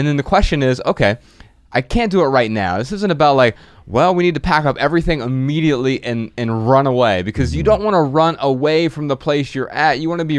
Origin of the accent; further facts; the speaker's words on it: Dayton, Ohio, United States; moved away as an adult; also born or lived in Missoula, Montana; Growing up in Dayton, Ohio, right?